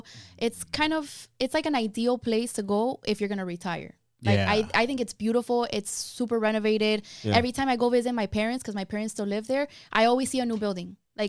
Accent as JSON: {"language": "English", "town": "Miami", "region": "Florida", "country": "United States", "tie": "born or raised there", "said": "I mean, yeah, I'm just born and raised in Miami."}